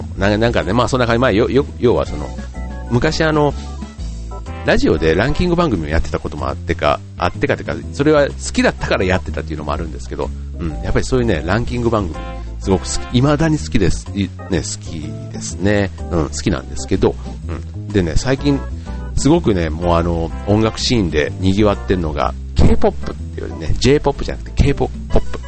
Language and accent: Japanese; Yao, Osaka, Japan; moved away; 僕らが大阪に住んでたからね。うん。だから、あの、僕の実家の近所に八尾空港っていうのがあったんですけど